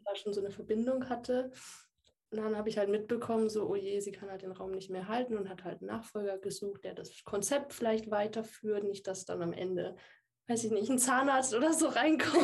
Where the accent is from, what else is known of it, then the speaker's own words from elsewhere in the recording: Würzburg, Bavaria, Germany; ich bin 27 Jahre alt, ich komme aus Würzburg